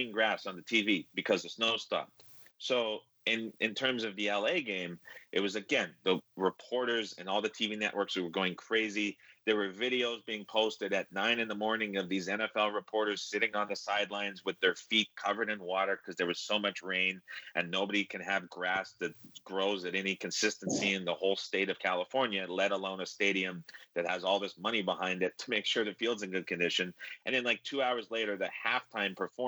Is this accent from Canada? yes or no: yes; Canada; growing up in Canada